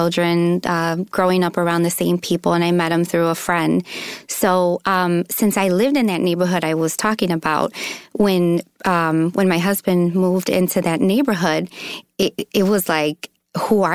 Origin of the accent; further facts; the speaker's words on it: Chicago, Illinois, United States; moved away as an adult; also born or lived in Mexico; I'm from Chicago. I'm a city girl